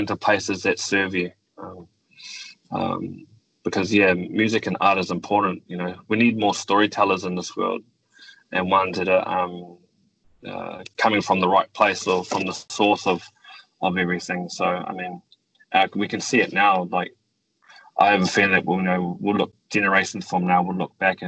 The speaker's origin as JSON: {"language": "English", "country": "New Zealand", "tie": "born or raised there", "said": "growing up in New Zealand, I feel very privileged to be able to live in a country like New Zealand."}